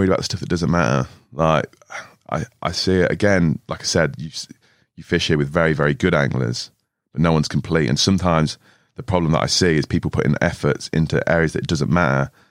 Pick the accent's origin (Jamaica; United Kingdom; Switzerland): Switzerland; moved away; Growing up in Switzerland